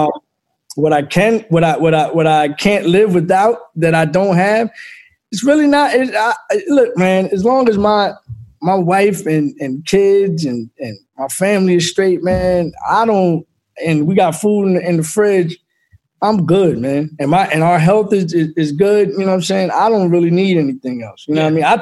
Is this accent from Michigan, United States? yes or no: no; Philadelphia, Pennsylvania, United States; Um, Philly, Philly was definitely de- that's where I got the cut of my jib in all facets